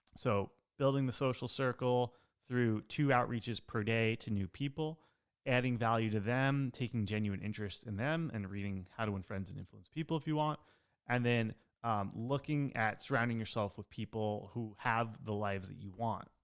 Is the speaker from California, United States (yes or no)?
no; outside New York City, United States; I grew up outside New York City